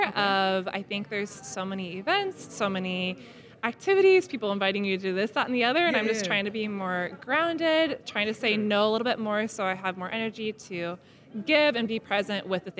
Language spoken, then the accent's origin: English; Oregon, United States; now in Arizona, United States; I'm also from Oregon.